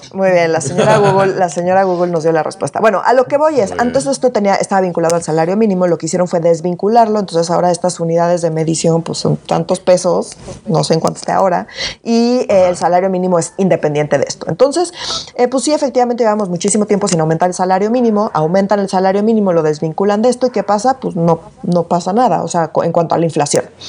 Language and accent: Spanish; Mexico City, Mexico; yo siempre he sido muy, muy, muy chilanga. No me voy a disculpar por ser chilanga